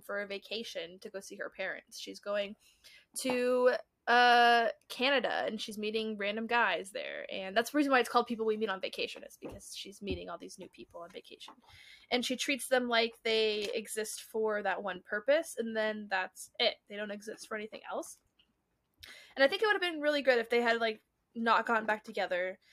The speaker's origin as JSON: {"language": "English", "region": "Colorado", "country": "United States", "said": "We're from Colorado"}